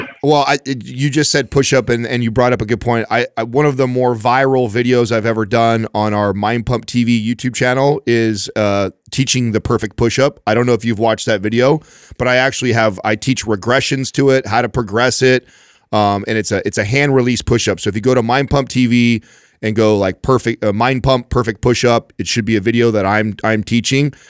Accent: Modesto, California, United States; also born or lived in Oakdale / Turlock; I grew up in Modesto, Oakdale, Turlock, that, all that stomping ground over there.

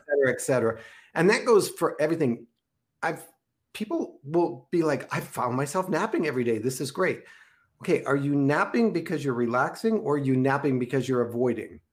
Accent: Minneapolis, Minnesota, United States; I grew up in Minneapolis, Minnesota

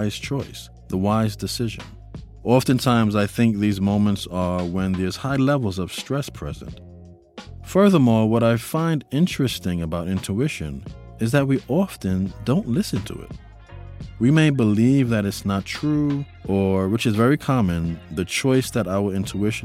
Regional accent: New York City, New York, United States; I grew up in New York City. It was a huge part of the foundation of my upbringing. I lived in the Bronx

